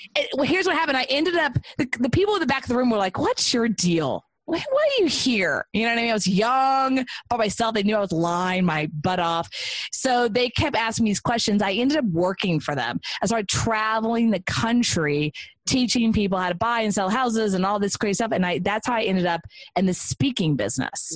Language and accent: English; Texas, United States; moved away; it was kind of coming home. I'm from Texas, so it was nice to come back.